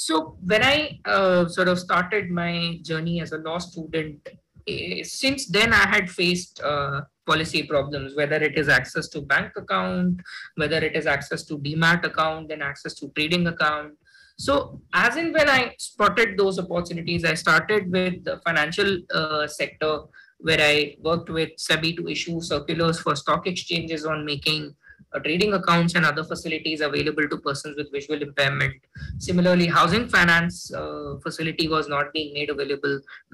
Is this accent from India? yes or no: yes; Jodhpur, Rajasthan, India; I come from Hindi medium, from a Jodhpur blind school